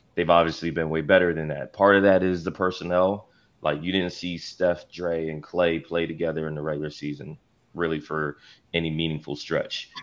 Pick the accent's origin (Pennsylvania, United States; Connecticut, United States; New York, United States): Pennsylvania, United States; Philadelphia; now in Los Angeles, United States; I'm from Philadelphia to begin with, so like, um, you know my parents live around the airport